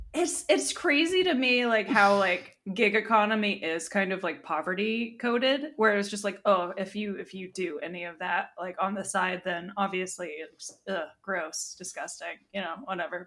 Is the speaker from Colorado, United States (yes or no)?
no; Florida, United States; growing up in Florida